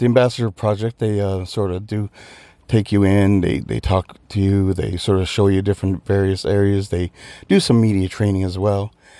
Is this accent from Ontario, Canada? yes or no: no; Newfoundland and Labrador, Canada; now in Dublin, Ireland; I'm from Newfoundland, Canada. But if I had an accent from where I'm home, you'd think I was Irish.